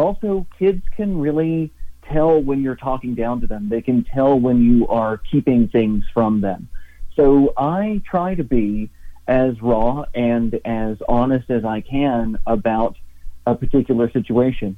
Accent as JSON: {"language": "English", "town": "Knoxville", "region": "Tennessee", "country": "United States", "tie": "born or raised there", "said": "I grew up in Knoxville, Tennessee, and was living and working in Tennessee on September 11th, 2001"}